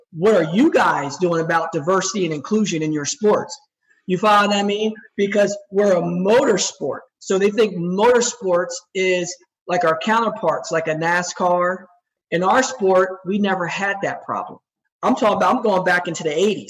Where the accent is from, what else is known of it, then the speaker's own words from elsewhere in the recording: Chesterfield, New Jersey, United States; I grew up in Chesterfield, New Jersey, which is right next to Trenton.